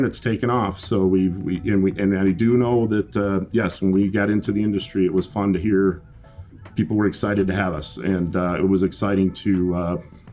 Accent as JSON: {"language": "English", "town": "Jackson", "region": "Michigan", "country": "United States", "tie": "born or raised there", "also_born_or_lived": "Lansing, Michigan", "said": "I was born and raised in Jackson, Michigan"}